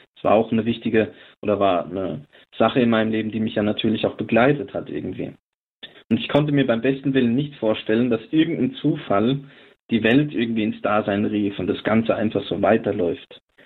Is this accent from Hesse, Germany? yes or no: yes; Lindenfels, Hesse, Germany; now in Neuzelle, Germany; Ich selbst bin äh, aus dem vorderen Odenwald. Ich bin dort geboren in der Stadt Lindenfels